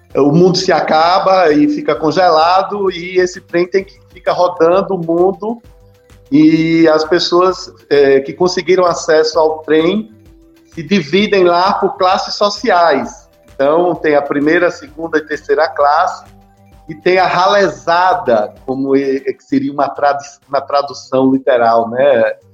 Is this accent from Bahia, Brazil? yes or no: yes; Juazeiro, Bahia, Brazil; a terra onde nós estamos, né? Aqui na nossa rua, Quintino Bocaiúva, viva minha terra